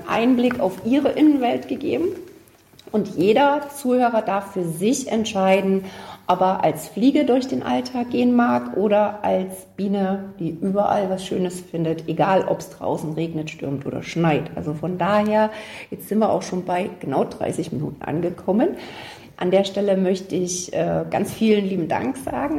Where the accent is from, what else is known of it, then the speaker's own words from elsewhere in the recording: Gera, Thuringia, Germany; wie ich, kein gebürtiger Gera sind